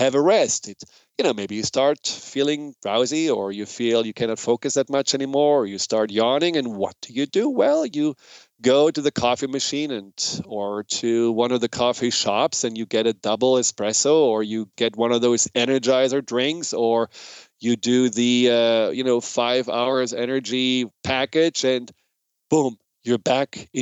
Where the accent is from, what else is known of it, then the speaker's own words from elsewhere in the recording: Germany; accent: German; moved away; my hypnotic German accent